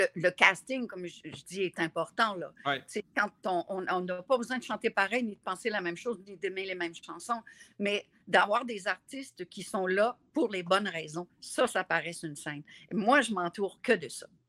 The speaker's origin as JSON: {"language": "French", "area": "Gaspésie", "region": "Quebec", "country": "Canada", "said": "je viens de la Gaspésie"}